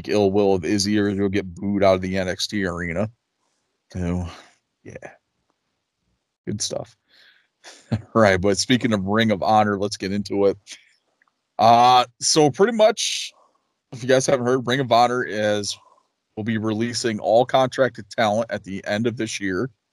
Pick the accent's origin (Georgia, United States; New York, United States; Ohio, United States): New York, United States; moved away as an adult; now in North Carolina, United States; within like an hour from my hometown in New York